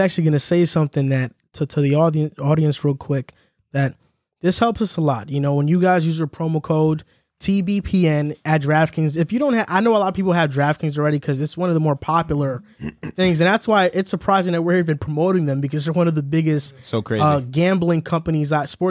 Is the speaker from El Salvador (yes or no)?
yes; El Salvador; I'm from El Salvador, and he's gonna try to build a beach out.